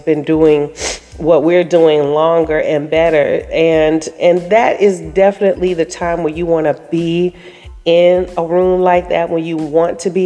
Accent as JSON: {"language": "English", "town": "Daytona Beach", "region": "Florida", "country": "United States", "tie": "born or raised there", "moved": "yes", "said": "my hometown of Daytona Beach, Florida"}